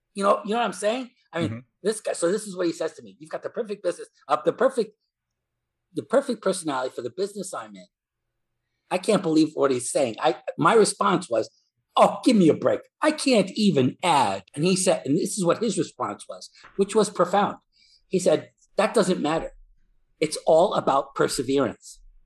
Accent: New York City, New York, United States; from New York, New York City. And in New York City, uh, the the son of uh, immigrant parents

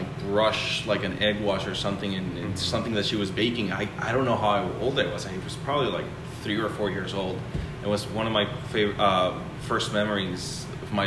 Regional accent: Colombia; moved away; also born or lived in Spain / Chicago / Los Angeles; I am from Colombia, South America. I started working in the restaurants when I was 14, my parents' restaurant.

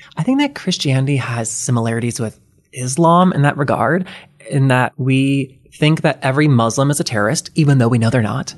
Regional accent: the South, United States; now in Los Angeles, United States; I grew up in the South

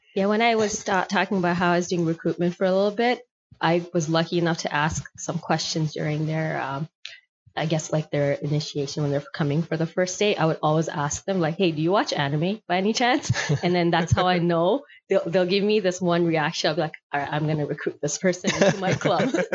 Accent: Toronto, Ontario, Canada; I grew up right here in Scarborough, spent all of my childhood here

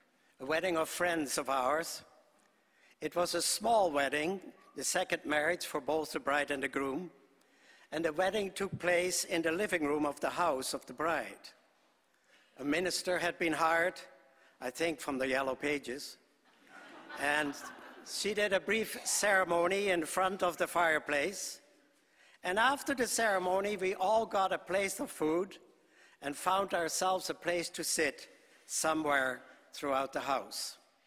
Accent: Netherlands; born there; I was born in Holland shortly after the war started. Our country was occupied.

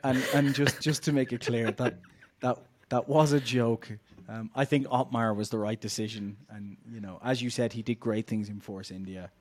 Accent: Ireland; I'm Irish

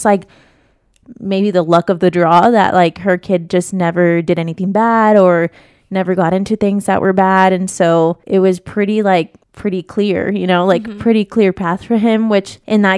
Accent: Las Vegas, Nevada, United States; growing up in Vegas

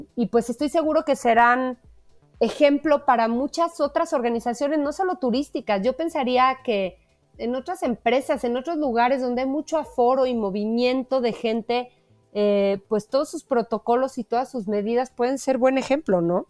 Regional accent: Mexico; como mexicanos

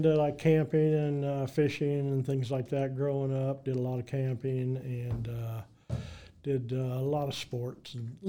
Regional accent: Marshalltown, Iowa, United States; Yeah, so I grew up in Marshalltown, obviously, and I still live there now, but I grew up there.

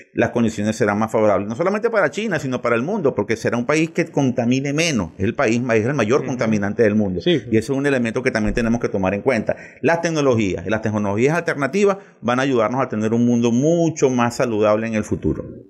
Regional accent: Venezuela; nosotros aquí en Venezuela

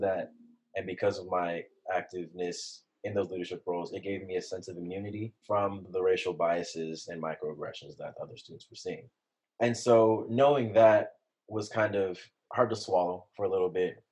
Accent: San Jose, California, United States; I grew up in San Jose, California, in the Bay Area

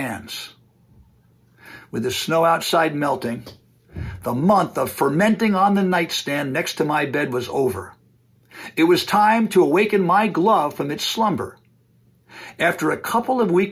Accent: New Providence, New Jersey, United States; moved away; my hometown of New Providence, New Jersey

